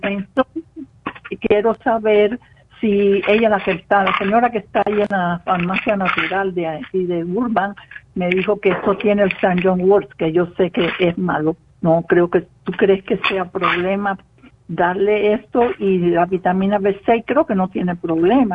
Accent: Cuba; moved away as an adult; now in Spain; de ser cubana. Ya yo salí ya también por España, o sea que del 72 dejé a Cuba

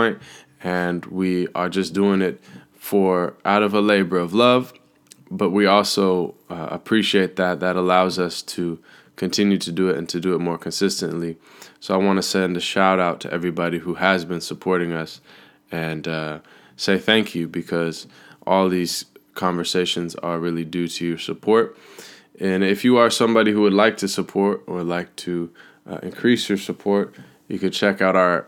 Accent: Seattle, Washington, United States; moved away; being back in Seattle, my hometown

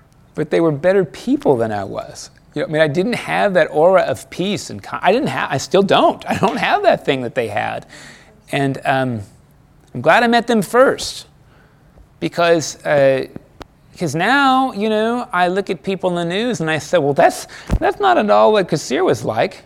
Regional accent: United States; As an American

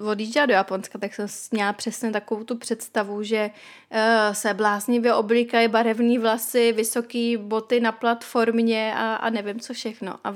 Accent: Czechia; also born or lived in London; tady u nás v Čechách

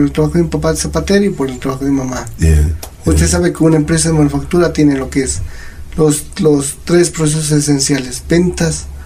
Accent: Quito, Pichincha, Ecuador; born there; Yo nací aquí en Quito

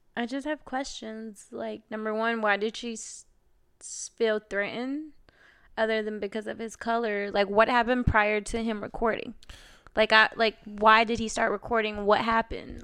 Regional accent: Carrollton, Georgia, United States; I'm from Carrollton, Georgia, out west. Growing up, I think our school was minority

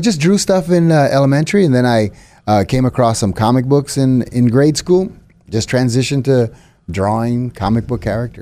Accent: San Antonio, Texas, United States; moved away as an adult; now in Fort Worth, United States; born and raised in San Antonio. Now, as of June, I live in Fort Worth.

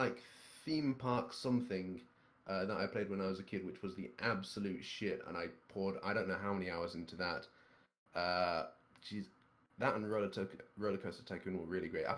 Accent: Scotland, United Kingdom; I'm Scottish

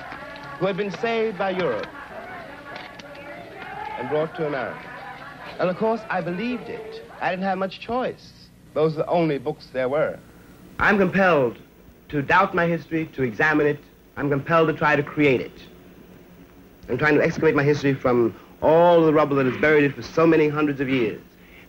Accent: New York, United States; born there; My mother was born in Maryland. My father was born in New Orleans. I was born in New York.

